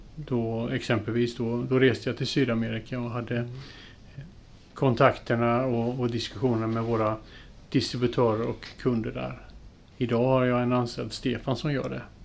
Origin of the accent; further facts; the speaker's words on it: Jönköping, Jönköping County, Sweden; moved away as an adult; now in Gränna, Sweden; vi är uppvuxna i Jönköping